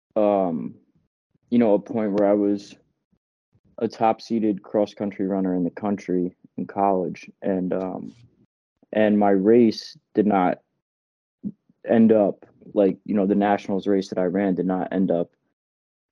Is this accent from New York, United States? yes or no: no; New Jersey, United States; moved away as an adult; also born or lived in Boston; now in Bronx, United States; I grew up in New Jersey